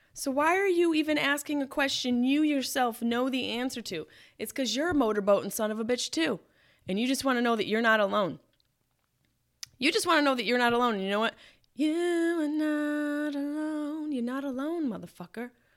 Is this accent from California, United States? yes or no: no; Syracuse, New York, United States; my house where I grew up in Syracuse, New York